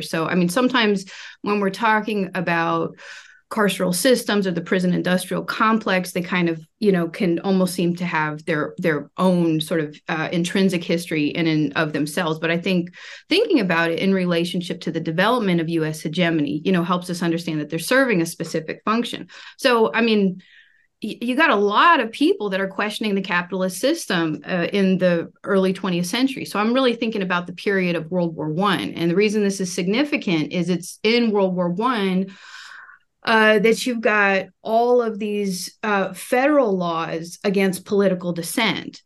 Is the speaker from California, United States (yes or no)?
yes; California, United States; where I grew up in California